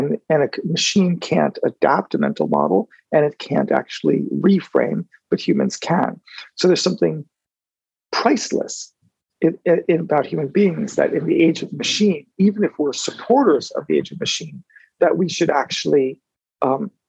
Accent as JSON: {"language": "English", "country": "United States", "said": "I'm an American in part because my family lineage is French"}